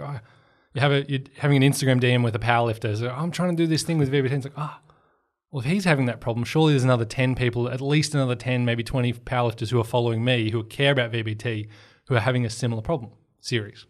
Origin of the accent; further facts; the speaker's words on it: Portland, Victoria, Australia; moved away; I was on a bus trip home from my hometown in Portland